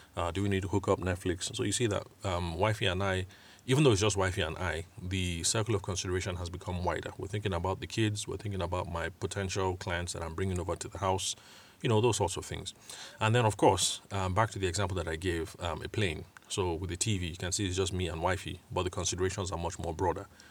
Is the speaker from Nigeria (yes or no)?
yes; Benue, Nigeria; I'm Tiv from Benue State. Nigeria